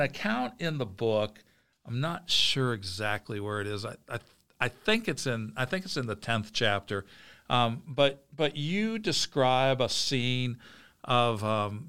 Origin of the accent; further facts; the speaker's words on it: Midwest, United States; I grew up in the Midwest